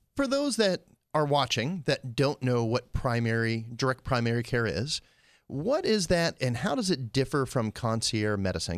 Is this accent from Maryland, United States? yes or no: no; Pennsylvania, United States; I grew up in Pennsylvania